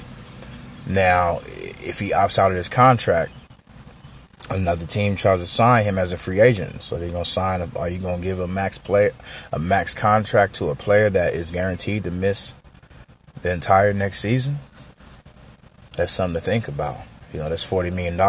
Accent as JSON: {"language": "English", "town": "San Diego", "region": "California", "country": "United States", "tie": "born or raised there", "said": "San Diego shout-out, man. You know, y'all know that's my hometown."}